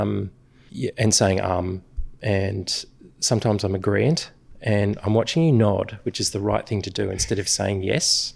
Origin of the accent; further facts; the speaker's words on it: Sydney, New South Wales, Australia; where we grew up in Pennant Hills